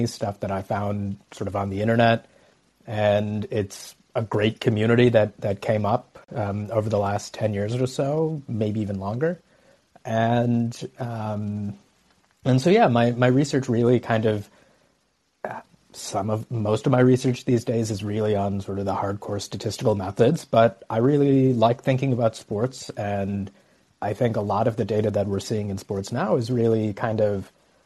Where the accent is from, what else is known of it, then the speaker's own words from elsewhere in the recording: Dallas, Texas, United States; now in Madison, United States; I grew up in Dallas, and I'm really proud of where I came from